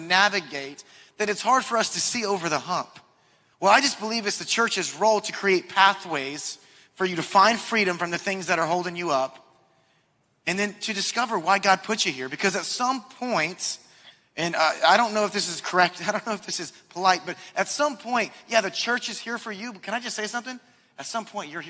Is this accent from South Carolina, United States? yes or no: yes; Charleston, South Carolina, United States; moved away as an adult; also born or lived in Asheville, North Carolina; I grew up in Charleston. This is my stomping grounds